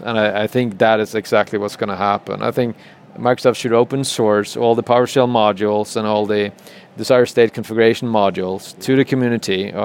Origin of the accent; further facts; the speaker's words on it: West Coast of Norway, Western Norway, Norway; I'm from West Coast of Norway